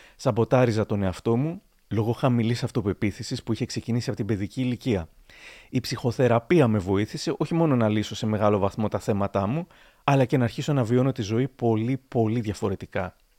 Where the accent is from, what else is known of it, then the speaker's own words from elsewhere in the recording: Thessaloniki, Central Macedonia, Greece; moved away as an adult; now in Chalkidiki, Greece; εγώ που τόσο λάτρευα την πόλη μου, τη Θεσσαλονίκη